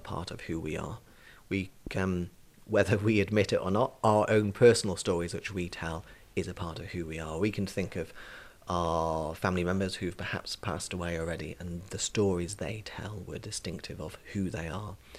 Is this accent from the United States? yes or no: no; Isle of Man; I grew up in Glenmona in Mackle